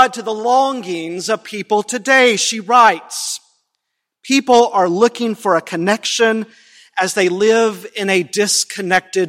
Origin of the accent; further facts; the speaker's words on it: the South, United States; accent: southern; moved away as an adult; now in Halifax, Canada; I am an immigrant from the States